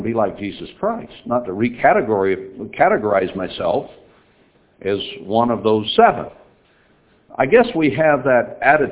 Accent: Lubbock, Texas, United States; moved away as an adult; I was born a Texan, lived there 18 years

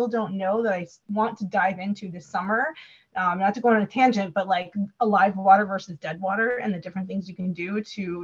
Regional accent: Wisconsin, United States; I'm from Wisconsin

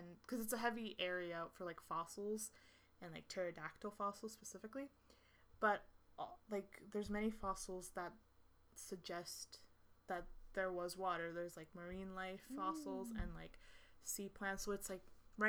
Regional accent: Chihuahua, Mexico; my home state

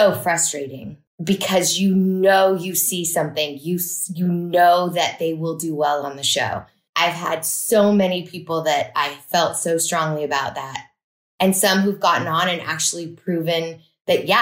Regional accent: Incline Village, Nevada, United States; I grew up in Incline or in Lake Tahoe

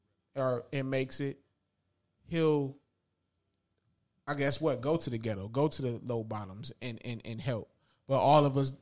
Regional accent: Inglewood, California, United States; also born or lived in Palmdale, California; growing up in Inglewood / Palmdale, like I had the best time.

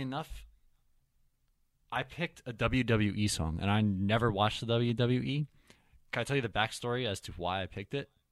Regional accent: Ireland; I'm Irish myself

